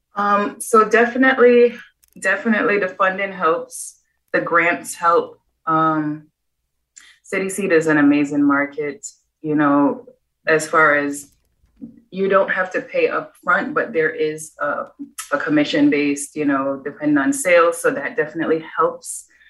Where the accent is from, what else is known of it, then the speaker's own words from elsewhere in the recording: Jamaica; moved away; I was the chef at eight years old growing up in Jamaica